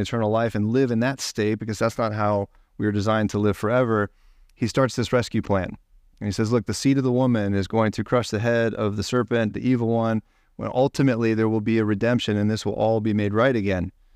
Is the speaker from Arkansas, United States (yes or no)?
no; Ohio, United States; I'm from Ohio